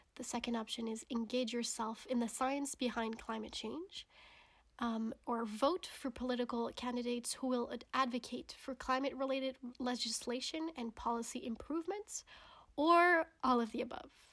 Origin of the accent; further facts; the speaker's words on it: Canada; moved away; My home country of Canada